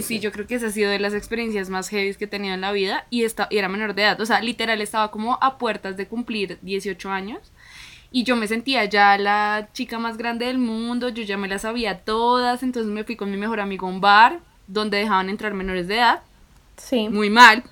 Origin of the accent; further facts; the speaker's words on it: Colombia; en nuestra cultura, en Colombia, somos muy de abrazar